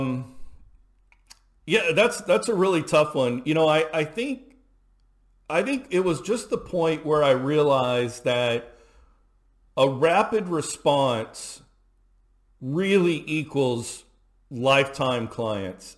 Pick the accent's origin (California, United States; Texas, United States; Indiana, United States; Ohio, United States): Texas, United States; Houston; I grew up in Houston, Texas